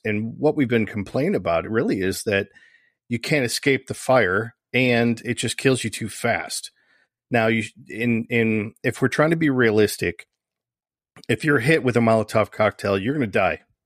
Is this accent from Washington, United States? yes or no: no; Michigan, United States; I'm from Michigan